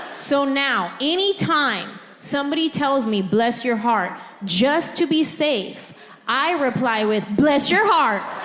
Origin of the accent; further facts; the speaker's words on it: San Jose, California, United States; moved away as an adult; also born or lived in Los Angeles, California; I grew up in San Jose